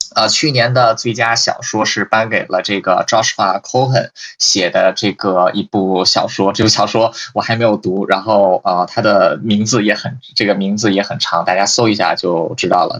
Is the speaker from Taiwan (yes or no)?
no; China; moved away; 我在大陆长大，我们大陆翻译成这个普利策